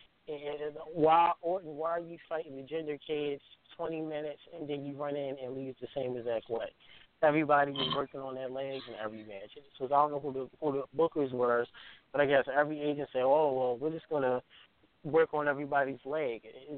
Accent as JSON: {"language": "English", "town": "Baltimore", "region": "Maryland", "country": "United States", "tie": "born or raised there", "said": "We grew up in the same town. I'm from Baltimore."}